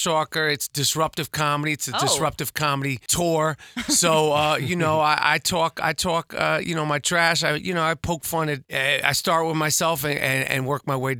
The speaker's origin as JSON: {"language": "English", "region": "New York", "country": "United States", "tie": "born or raised there", "also_born_or_lived": "Los Angeles", "moved": "yes", "said": "growing up in New York"}